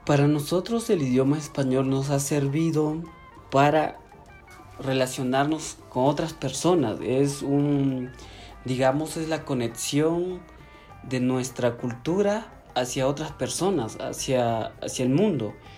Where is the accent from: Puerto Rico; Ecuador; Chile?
Ecuador; Northern Ecuadorian Amazon; Soy de la nacionalidad Ciecobain, que significa gente multicolor. Nosotros vivimos en la Amazonía norte del Ecuador